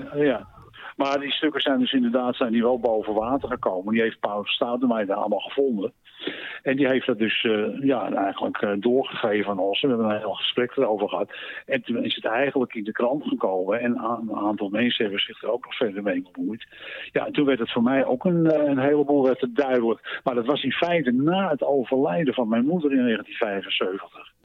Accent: Amsterdam, North Holland, Netherlands; also born or lived in Maastricht; Ik ben destijds geboren in Maastricht, maar opgegroeid in Amsterdam

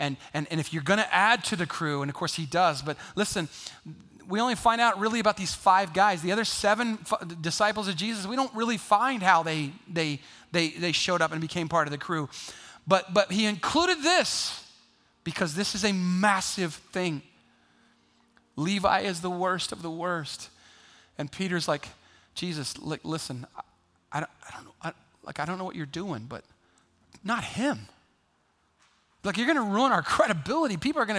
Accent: Kenya; See, I grew up in Kenya. My parents were missionaries to Kenya. In 1977, in Kenya, what you had to do as a kid was just try to avoid being eaten by something.

